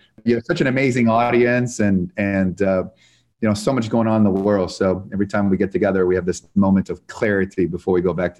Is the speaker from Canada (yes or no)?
yes; Canada; now in United States; And, I came from the United States, from Canada, the United States with $974 because I saw one of those light infomercial, how you get rich in real estate.